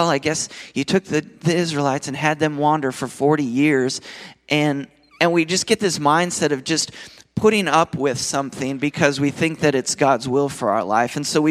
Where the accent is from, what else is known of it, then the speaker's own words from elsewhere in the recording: Nashville, Tennessee, United States; I'm from Nashville, Tennessee. And I'm married with four kids.